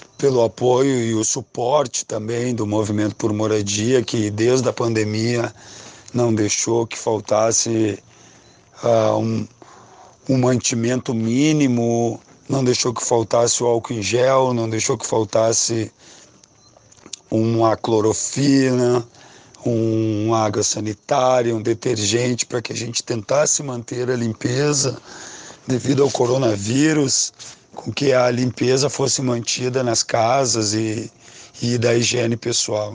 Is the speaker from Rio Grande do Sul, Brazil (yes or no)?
yes; Porto Alegre, Rio Grande do Sul, Brazil; moved away as an adult; also born or lived in Curitiba; now in Florianópolis, Brazil; sou natural de Porto Alegre